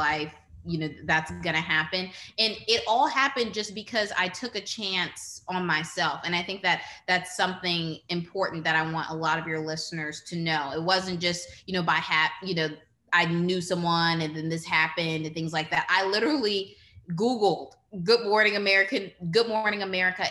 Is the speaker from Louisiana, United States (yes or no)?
yes; New Orleans, Louisiana, United States; growing up in New Orleans on the West Bank